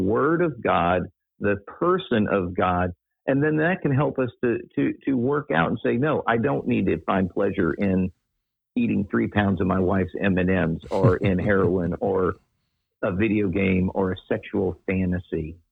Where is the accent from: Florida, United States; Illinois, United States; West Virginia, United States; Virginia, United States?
Florida, United States; Daytona Beach; I grew up in Daytona Beach, which is, pardon the term, redneck heaven